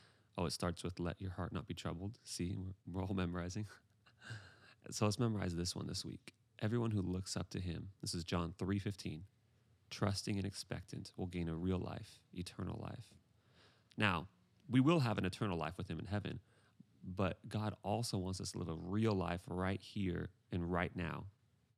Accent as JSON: {"language": "English", "region": "Pacific Northwest", "country": "United States", "said": "I am from the Pacific Northwest"}